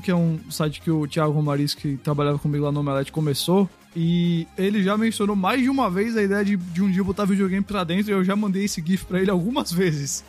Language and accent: Portuguese; Recife, Pernambuco, Brazil; eu tô em Recife, que é a minha cidade natal.